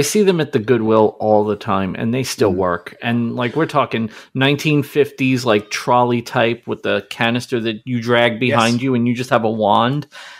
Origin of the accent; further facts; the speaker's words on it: Brooklyn, New York, United States; I grew up in Brooklyn. That's not just Australia.